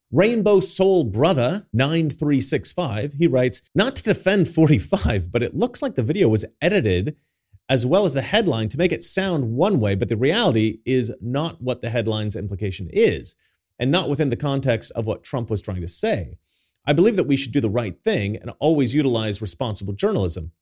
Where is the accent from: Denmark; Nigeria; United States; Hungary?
United States; now in Sweden; me as an American